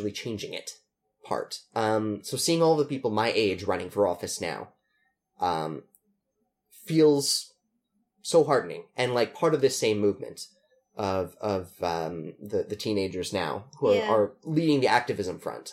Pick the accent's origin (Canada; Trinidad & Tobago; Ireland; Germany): Canada; as a Canadian, as a soul citizen, not non-dual citizen, as just a Canadian